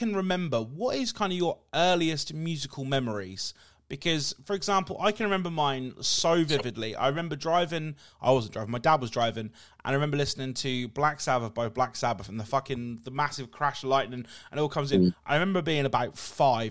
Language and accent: English; England, United Kingdom; as an Englishman